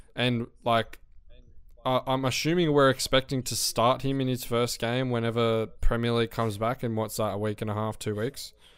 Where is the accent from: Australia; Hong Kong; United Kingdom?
Australia; Australian people